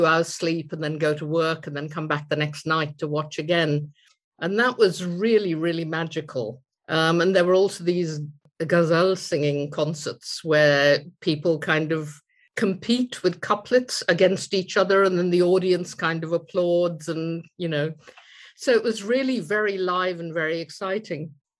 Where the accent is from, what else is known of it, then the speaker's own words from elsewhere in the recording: India; now in United Kingdom; I'm a writer and a storyteller, and I was born and grew up in India, but I now live in the UK. So I grew up in India